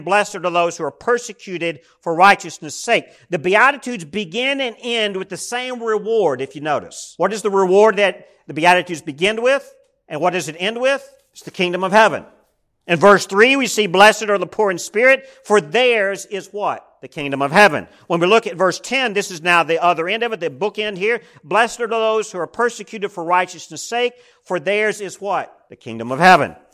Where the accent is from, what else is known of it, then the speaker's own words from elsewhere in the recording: United States; we as American Christians